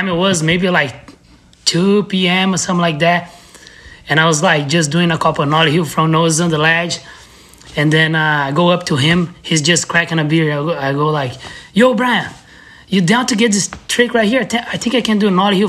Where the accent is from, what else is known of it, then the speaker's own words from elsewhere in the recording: São José dos Campos, São Paulo, Brazil; moved away; also born or lived in Curitiba; I grew up in São José dos Campos, which is a city like 1 hour from São Paulo.